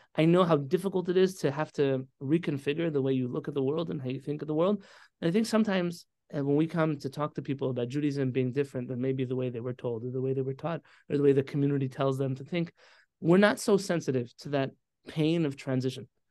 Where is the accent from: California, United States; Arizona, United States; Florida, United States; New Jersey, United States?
California, United States; San Diego; also born or lived in Baltimore / Israel; I grew up here in San Diego